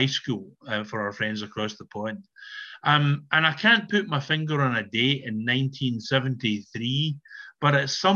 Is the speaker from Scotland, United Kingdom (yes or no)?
yes; Balloch, Scotland, United Kingdom; moved away as an adult; now in East Kilbride, United Kingdom; my first 20 years were spent in Balloch by the bonnie, bonnie banks of Loch Lomond